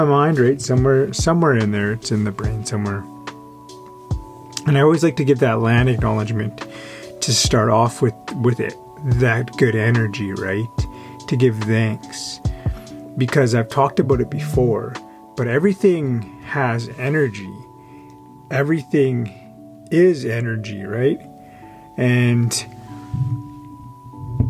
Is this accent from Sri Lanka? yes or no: no; Yaqan Nukiy, British Columbia, Canada; moved away; also born or lived in Coast Salish territories (Vancouver area); I actually went to the school on my reservation where I'm from Yakanuki. So, you know, I'm Tunaha